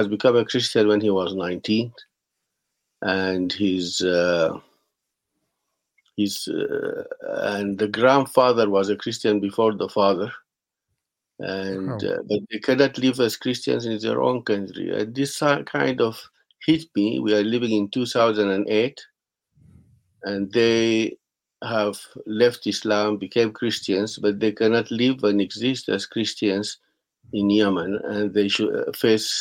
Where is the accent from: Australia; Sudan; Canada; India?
Sudan; I was born in Sudan, and then I have lived most of my life in Sudan